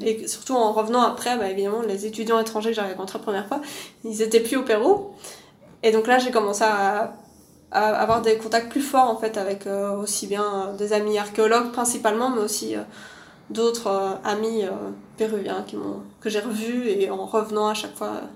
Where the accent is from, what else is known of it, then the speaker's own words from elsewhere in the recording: Louvain-la-Neuve, Wallonia, Belgium; also born or lived in Lima; now in Brussels, Belgium; je viens de Belgique, de Louvain-la-Neuve plus exactement, qui est une, ville euh, un peu au sud de Bruxelles.